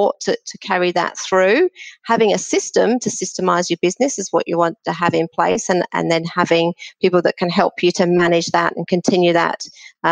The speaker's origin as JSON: {"language": "English", "country": "Australia", "said": "I'm from Australia"}